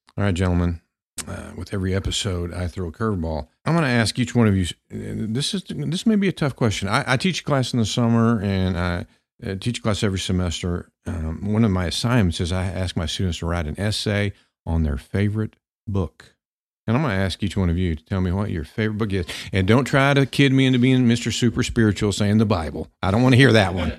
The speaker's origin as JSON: {"language": "English", "town": "Pampa", "region": "Texas", "country": "United States", "tie": "born or raised there", "said": "growing up in Pampa, Texas"}